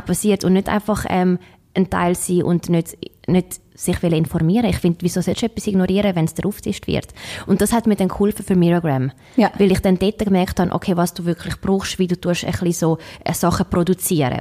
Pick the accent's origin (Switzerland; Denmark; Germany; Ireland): Switzerland; moved away; seit sechs Jahren bin ich nicht mehr in der Schweiz